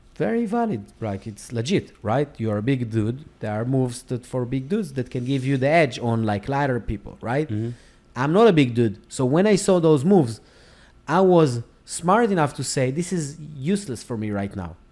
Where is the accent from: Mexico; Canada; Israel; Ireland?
Israel; moved away as an adult; now in United States; I live in America. I was born and raised in Israel